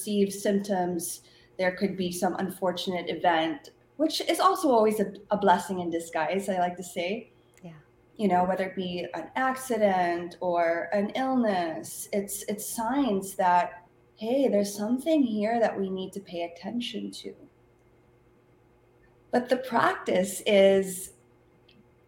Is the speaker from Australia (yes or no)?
no; Philippines; moved away; I grew up in the Philippines